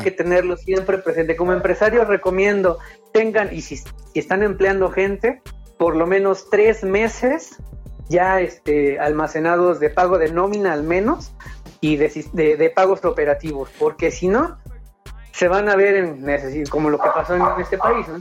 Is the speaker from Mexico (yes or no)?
yes; Mexico; Como empresario, como persona, como mexicano